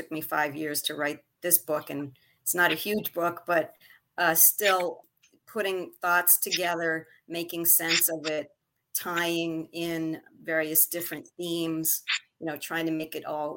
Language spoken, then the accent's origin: English; Montreal, Quebec, Canada; now in Westbury, United States; My original birthplace was Montreal, Canada. So I was a Canadian by birth and eventually became a United States citizen